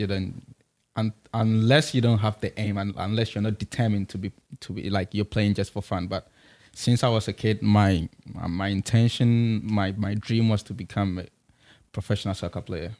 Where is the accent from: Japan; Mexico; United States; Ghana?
Ghana; Kumasi, Ashanti; moved away as an adult; also born or lived in Accra; I'm from, I'm from Kumasi